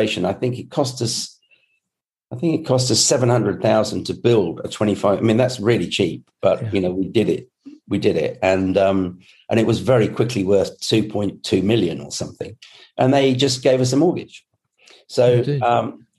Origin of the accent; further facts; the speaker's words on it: Scotland, United Kingdom; I was born in Scotland